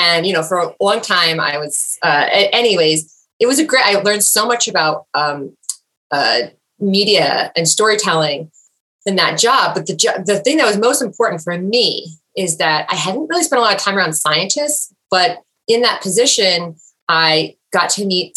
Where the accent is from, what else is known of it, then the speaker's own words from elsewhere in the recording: New Jersey, United States; I grew up in New Jersey, and I grew up mostly on the Jersey Shore